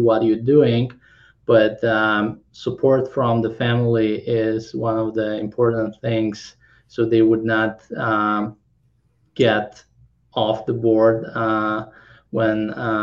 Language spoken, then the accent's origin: English; Kazakhstan; English is a second language; also born or lived in Krakow, Poland / San Francisco, United States / Los Angeles, United States; now in Orange County, United States; I came to study to Krakow, and I was born in Kazakhstan. But after 15 years being in Poland